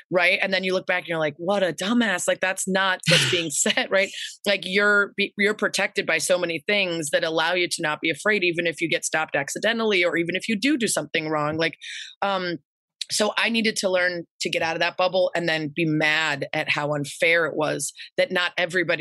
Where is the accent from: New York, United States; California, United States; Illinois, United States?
Illinois, United States; Lake Forest; I grew up in Lake Forest. It's about 45 minutes north of Chicago.